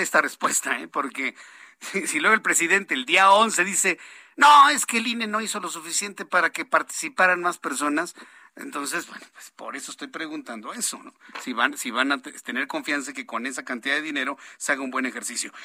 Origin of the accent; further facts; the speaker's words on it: Mexico; Nosotros somos mexicanos